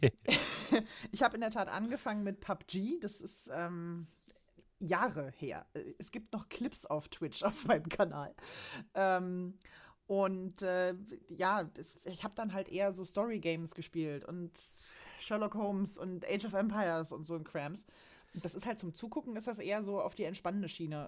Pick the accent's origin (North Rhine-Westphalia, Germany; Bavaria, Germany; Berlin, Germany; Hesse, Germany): Berlin, Germany; now in Saxony-Anhalt, Germany; Ich komme nämlich eigentlich aus Berlin